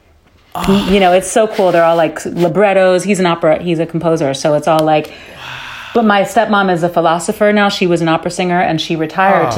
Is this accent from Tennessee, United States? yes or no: no; New York City, New York, United States; first language Dutch; moved away as an adult; also born or lived in London / Netherlands / Los Angeles; now in Rotterdam, Netherlands; I grew up in New York City with my mom. I lived in Holland till I was 5. I was born in London